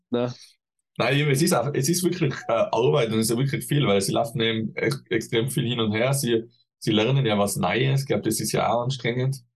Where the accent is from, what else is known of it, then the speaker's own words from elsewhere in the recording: Tyrol, Austria; bei uns in Tirol sagt man, Dramhappet ist